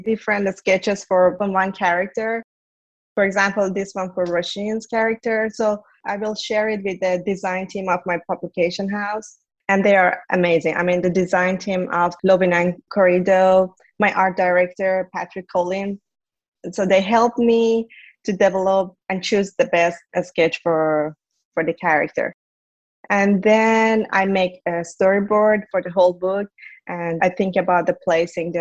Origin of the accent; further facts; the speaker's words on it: Iran; moved away; my childhood growing up in Iran